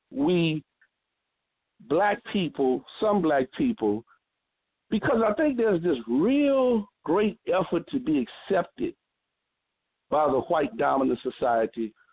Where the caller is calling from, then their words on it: New Orleans, Louisiana, United States; I'm I'm calling from New Orleans